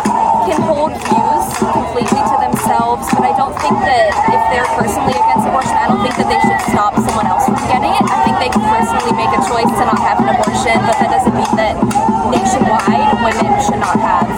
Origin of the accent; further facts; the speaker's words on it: Fairfax, Virginia, United States; I'm from Fairfax, Virginia.